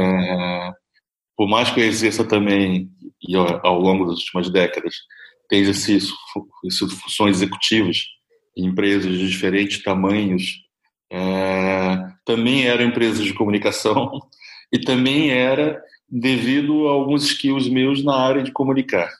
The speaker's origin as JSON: {"language": "Portuguese", "region": "interior of Rio de Janeiro", "country": "Brazil", "tie": "born or raised there", "moved": "yes", "said": "eu sou do interior do Rio de Janeiro"}